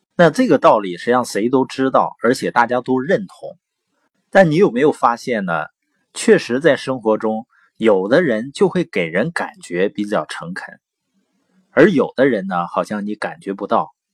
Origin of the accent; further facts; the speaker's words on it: Baoqing, Heilongjiang, China; also born or lived in Boli County, Heilongjiang; 我是黑龙江， 从小呢是生在宝清县，啊，我父母呢是知边青年，所以在农场出生，然后长大